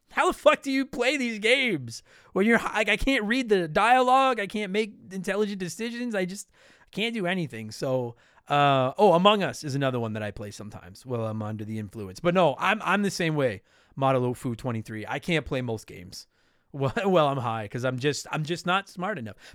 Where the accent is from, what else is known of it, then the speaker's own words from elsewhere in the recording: New Jersey, United States; I'm from New Jersey, and a holiday that involves fighting sounds right up my alley.